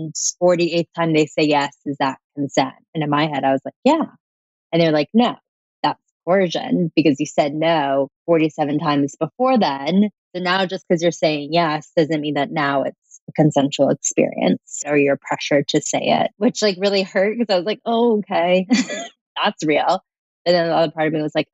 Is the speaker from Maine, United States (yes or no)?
no; Atlanta, Georgia, United States; I'm from Atlanta, Georgia